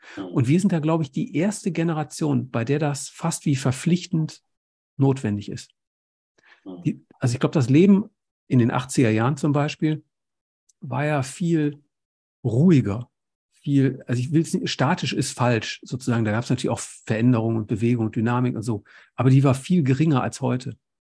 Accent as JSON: {"language": "German", "town": "Essen", "region": "North Rhine-Westphalia", "country": "Germany", "tie": "born or raised there", "said": "ich bin in Essen groß geworden"}